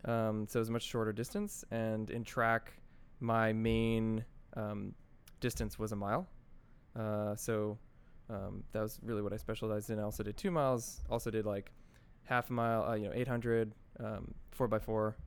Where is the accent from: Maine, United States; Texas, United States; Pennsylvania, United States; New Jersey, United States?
New Jersey, United States; Secaucus; also born or lived in White Plains, New York / Connecticut / New York; I grew up mostly in, in Secaucus, New Jersey.